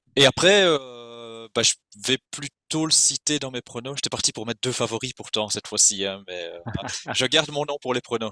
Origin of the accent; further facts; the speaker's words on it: Belgium; on est belge